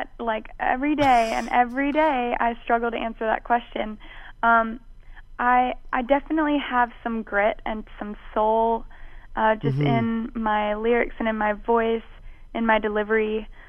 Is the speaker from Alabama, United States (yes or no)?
yes; Mobile, Alabama, United States; moved away as an adult; also born or lived in New Orleans, Louisiana; now in Nashville, United States; I'm originally from New Orleans, Louisiana, actually. Yeah. I was born in New Orleans, and both sides of my family are from there. But I grew up in Mobile, Alabama